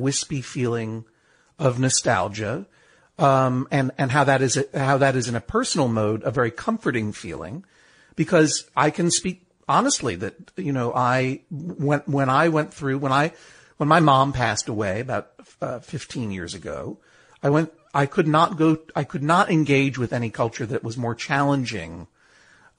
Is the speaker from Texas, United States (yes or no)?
no; Brookline, Massachusetts, United States; I grew up going to the Coolidge Corner movie house in Coolidge Corner, Brookline, Massachusetts, where I grew, you know, which is my hometown